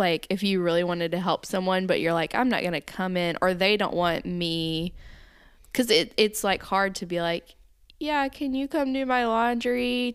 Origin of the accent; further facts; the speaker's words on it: the South, United States; growing up in the South